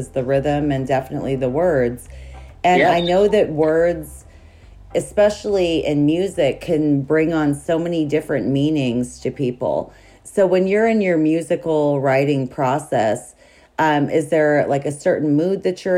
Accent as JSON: {"language": "English", "region": "Montana", "country": "United States", "tie": "born or raised there", "said": "I grew up in Montana."}